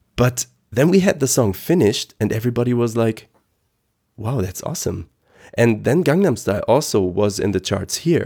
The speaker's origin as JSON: {"language": "English", "town": "Aachen", "region": "North Rhine-Westphalia", "country": "Germany", "second_language": "English", "said": "here in Aachen, I'm, I'm from Aachen, West Germany"}